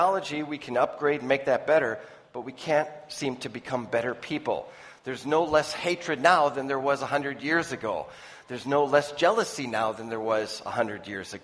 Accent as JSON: {"language": "English", "region": "Minnesota", "country": "United States", "said": "I'm from the United States in Minnesota"}